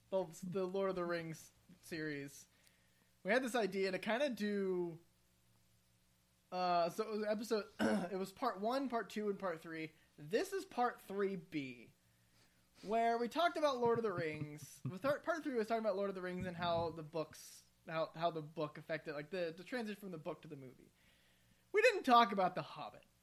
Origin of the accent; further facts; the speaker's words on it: Midwest, United States; accent: Midwestern; Do what I did with my Midwestern accent